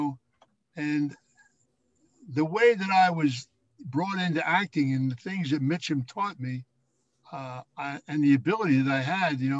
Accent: Philadelphia, Pennsylvania, United States; I was the hoodlum from Philadelphia.

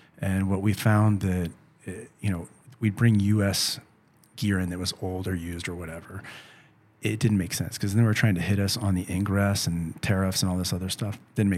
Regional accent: San Luis Potosí, Mexico; So I learned the song because I'm from San Luis.

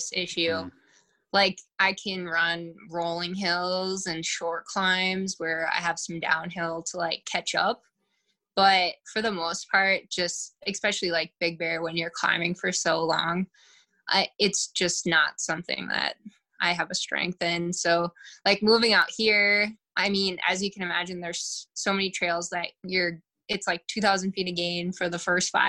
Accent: Bismarck, North Dakota, United States; moved away; also born or lived in Minneapolis, Minnesota; I'm from Bismarck, North Dakota originally. And then I lived in Minneapolis / Twin Cities for about 8.5 years before I moved here

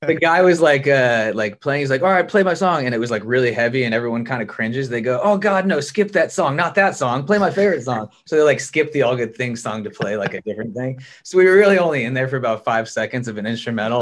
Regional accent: Montana, United States; moved away as an adult; now in Los Angeles, United States; I was born and raised in Montana

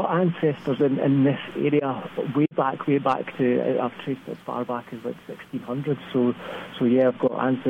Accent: Scottish Borders, Scotland, United Kingdom; accent: thick Scottish; I'm certainly not American. Yes, I'm born and raised in the Scottish borders.

